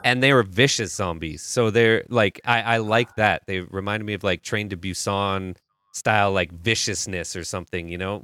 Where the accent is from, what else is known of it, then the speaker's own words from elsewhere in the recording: Canada; I'm from Canada.